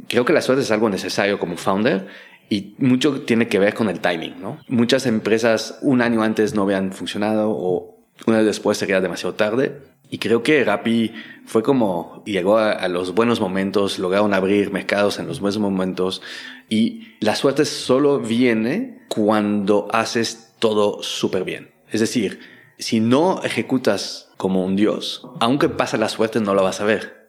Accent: Belgium; Spanish is a second language; moved away as an adult; now in Mexico; yo nací en Bélgica, crecí en Bélgica, pero mi mamá nació en Perú, en Lima

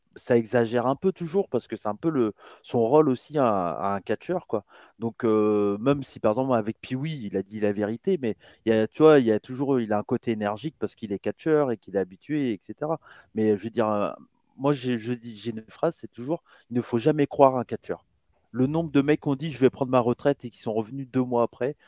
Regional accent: France; je suis né en France

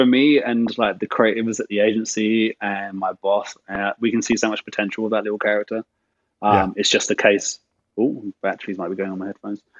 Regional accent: England, United Kingdom; being English and living my life in the 80s in England

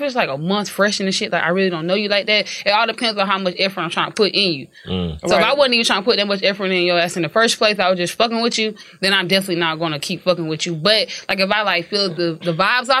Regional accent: Columbia, South Carolina, United States; I am from Columbia, South Carolina

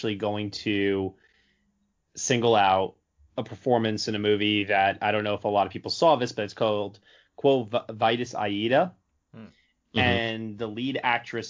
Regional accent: Long Island, New York, United States; I grew up on Long Island, New York, and that's like Jewish mom heaven.

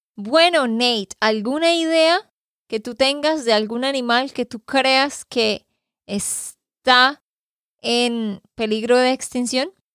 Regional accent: Santander, Colombia; de Santander, Colombia

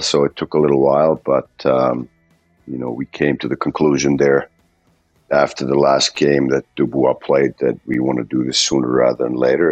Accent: Finland; now in Columbus, United States; I'm from Finland

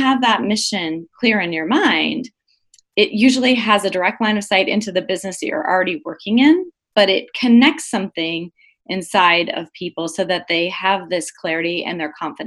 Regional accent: Southwest, United States; I grew up in the Southwest, and I began my career as a journalist, and I spent 8.5 years as a journalist and publisher here

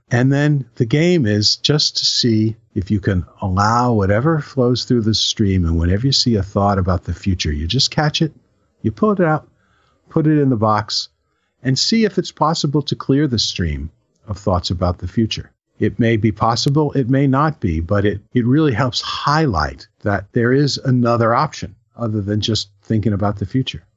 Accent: New Rochelle, New York, United States; When I was a kid, I grew up in New Rochelle in Westchester

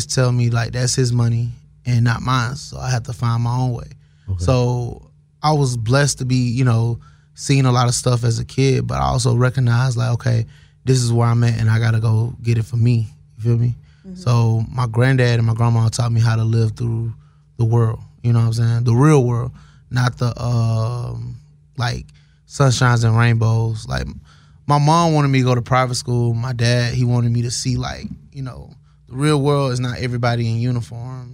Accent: Atlanta, Georgia, United States; I'm from Atlanta, born and raised

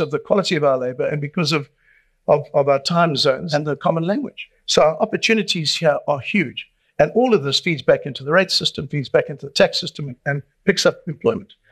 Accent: Durban, KwaZulu-Natal, South Africa; I've been born and raised in Durban, I'm not leaving here either

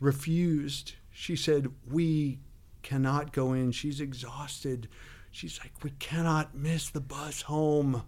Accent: San Bruno, California, United States; I grew up in San Bruno

